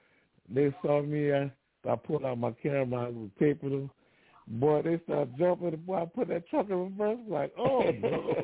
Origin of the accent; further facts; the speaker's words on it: Louisiana, United States; now in Virginia, United States; growing up in Louisiana, I wasn't scared of nothing. But I don't know what happened to me in these last few years in Virginia.